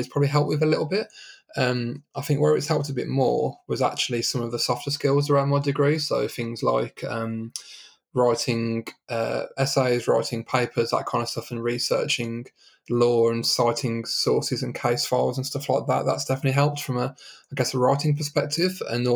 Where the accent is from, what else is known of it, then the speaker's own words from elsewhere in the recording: Birmingham, West Midlands, United Kingdom; moved away as an adult; also born or lived in London; now in Leamington Spa, United Kingdom; my home growing up was Birmingham. So I lived in Birmingham until 2010